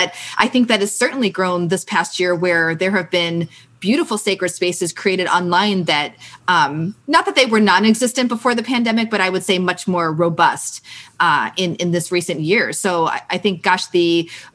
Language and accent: English; St. Louis, Missouri, United States; I grew up in St. Louis and I was not around boats a lot